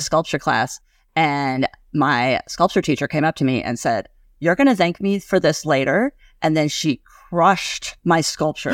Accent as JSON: {"language": "English", "town": "Gillette", "region": "Wyoming", "country": "United States", "tie": "born or raised there", "said": "I grew up in Gillette, Wyoming"}